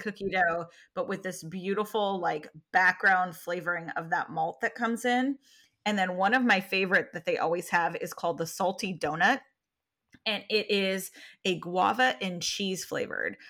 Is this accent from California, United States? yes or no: yes; California, United States; moved away; growing up in California and going to San Francisco and going to culinary school in San Francisco